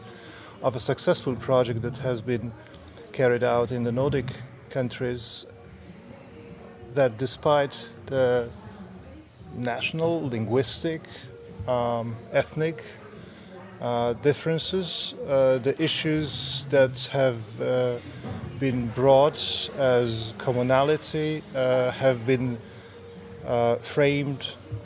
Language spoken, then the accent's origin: English; Poland; I'm from Poland